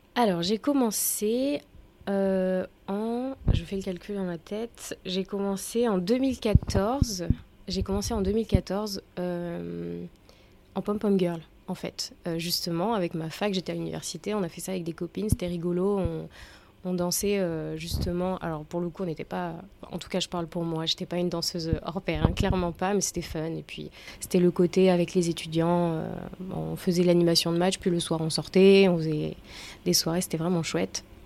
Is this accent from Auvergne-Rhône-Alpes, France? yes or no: yes; Auvergne-Rhône-Alpes, France; je suis auvergnate, je suis une bonne auvergnate de souche